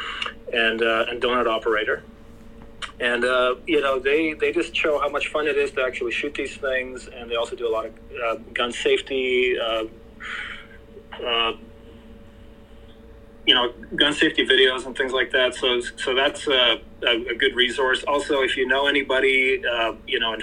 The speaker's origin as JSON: {"language": "English", "country": "Canada", "moved": "yes", "lives_now": "Mexico", "said": "in Canada, you know, I'm Canadian. I actually live in Mexico now"}